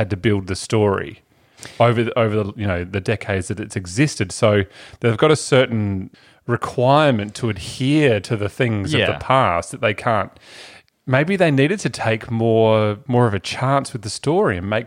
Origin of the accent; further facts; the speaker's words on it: Adelaide, South Australia, Australia; Adelaide, South Australia, which we're all from, except for Matt